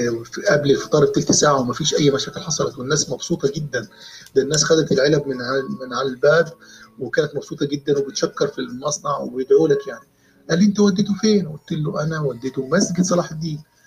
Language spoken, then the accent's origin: Arabic; Sohag, Sohag Governorate, Egypt; في مصر او في بلدي سوهاج